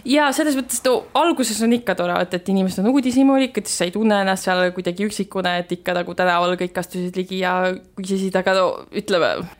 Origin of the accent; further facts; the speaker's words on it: Estonia; ma ütlesin, et ma olen Eestist